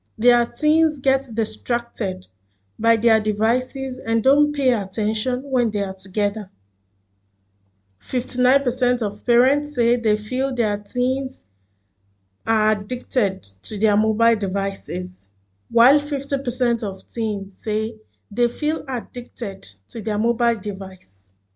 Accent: Nigeria; now in Doha, Qatar; I am a Nigerian living in Doha, Qatar

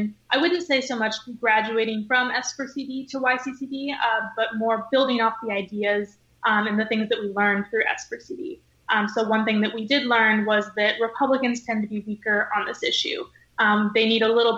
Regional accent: Ketchikan, Alaska, United States; I was born and raised in Ketchikan, Alaska

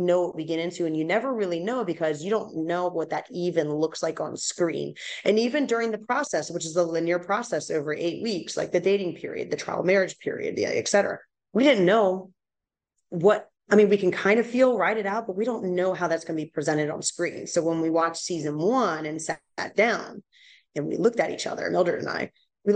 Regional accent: East Coast, United States; I'm from East Coast, you know, so it's a new thing going over West Coast

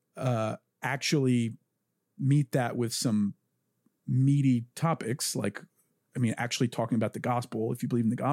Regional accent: the South, United States; I'm from the South.

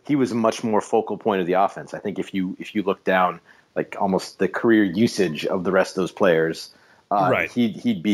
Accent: Alaska, United States; I live in and I grew up in Alaska.

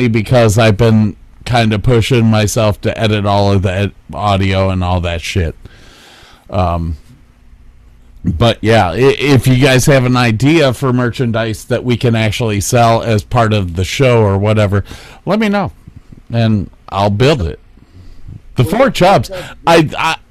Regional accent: Cleveland, Ohio, United States; I was born in Cleveland

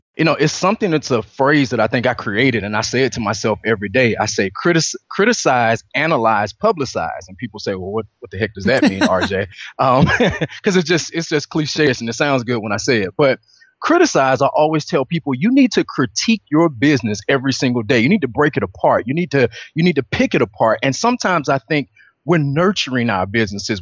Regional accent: Atlanta, Georgia, United States; I'm originally from Atlanta, Georgia

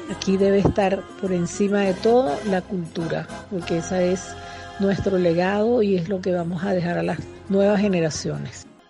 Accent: Caracas, Capital District, Venezuela; yo soy de Caracas

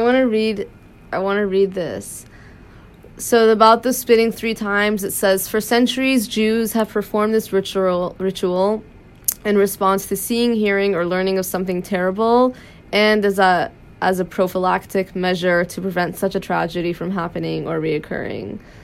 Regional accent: United States; we grew up in America

